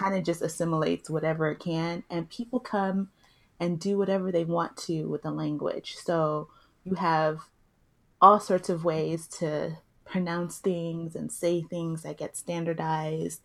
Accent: Compton, California, United States; accent: Nigerian; first language Yoruba; English is a second language; I grew up in Compton, so my second language is African American vernacular English

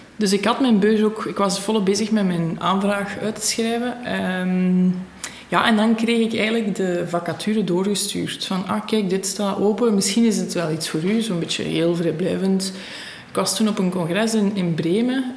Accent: Beveren, Flanders, Belgium; Ik ben bijna 32 jaar. Ik ehm, ben afkomstig van Beveren

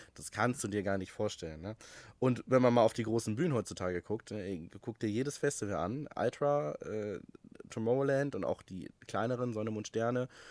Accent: Wolfsburg, Lower Saxony, Germany; in meiner Heimatstadt Wolfsburg damals

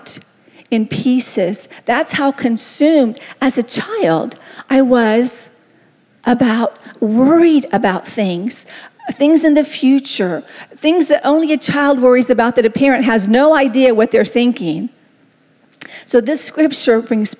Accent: the South, United States; I was raised in the South, and we said stew

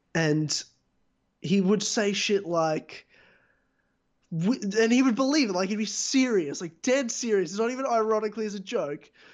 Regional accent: Australia; I'm certainly to me 100% Australian because I'm born here, raised here, you know, lived here my entire life.

